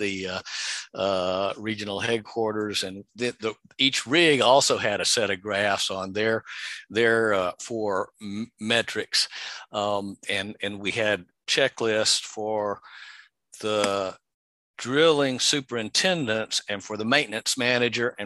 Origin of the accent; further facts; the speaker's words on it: Texas, United States; moved away as an adult; also born or lived in California; I was from Texas and wanted to go back there